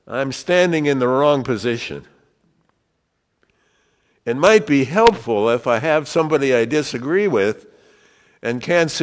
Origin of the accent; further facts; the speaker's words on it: Wyoming, United States; I was from Wyoming